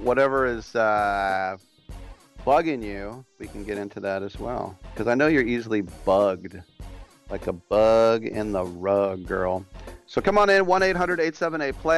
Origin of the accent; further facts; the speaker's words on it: California, United States; my home state